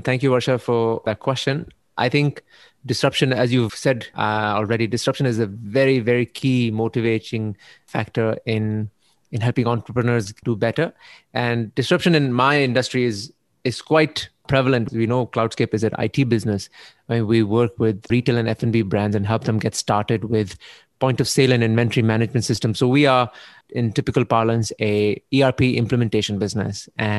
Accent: Canada; So growing up in Canada, I learned I understood what it means to be responsible

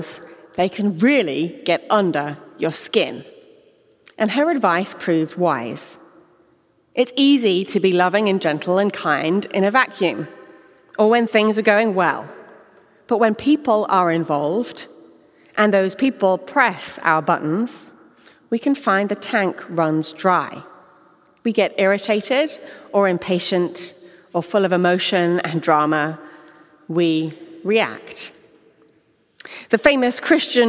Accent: England, United Kingdom; moved away as an adult; now in Houston, United States; this English gal who talks too fast

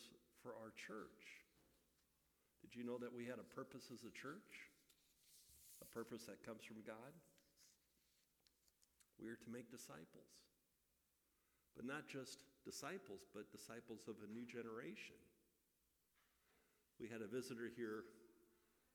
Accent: Midwest, United States; moved away; growing up in the Midwest

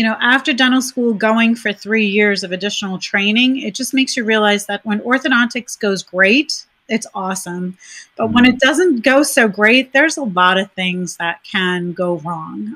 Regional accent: New York, United States; moved away; I'm originally from New York. And so making the move from New York

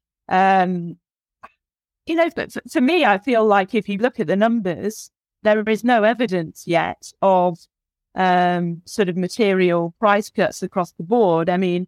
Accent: England, United Kingdom; Yeah, exactly. As a Brit, honestly, as a Brit, I'm very disappointed in the CMA's response

